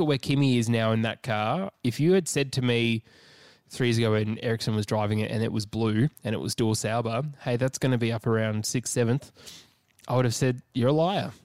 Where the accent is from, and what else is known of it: Australia